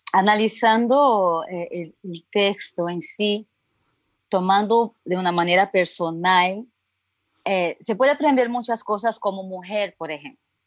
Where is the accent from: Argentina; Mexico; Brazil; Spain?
Brazil; São Paulo; accent: Brazilian; Spanish is a second language; moved away as an adult; now in Santa Cruz, Bolivia; yo soy brasileña, tal vez por mi acento pueden reconocer